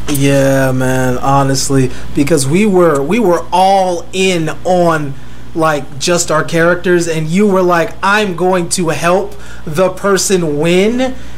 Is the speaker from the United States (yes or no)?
yes; United States; I'm American